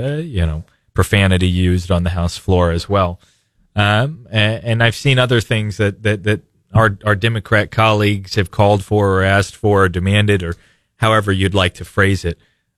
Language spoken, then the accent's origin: English; Springfield, Missouri, United States; now in Republic, United States; I live in Republic, but mm-hmm. I say I'm from Springfield.